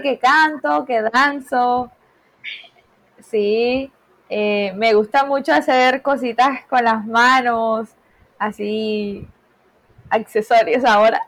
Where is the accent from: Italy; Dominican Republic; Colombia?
Colombia; Caribbean coast; Soy de Colombia, eh, de Colombia, de la costa colombiana